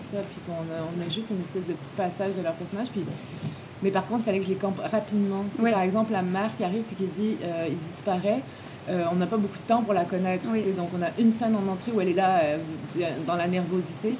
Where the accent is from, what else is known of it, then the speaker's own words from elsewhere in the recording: Quebec, Canada; also born or lived in France; les gens de ma génération au Québec